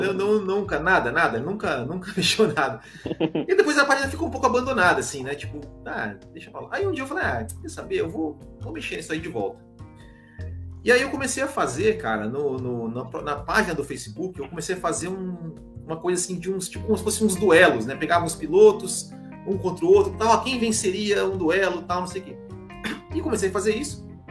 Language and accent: Portuguese; Mandaguari, Paraná, Brazil; also born or lived in Maringá; eu sou de Mandaguari, no Paraná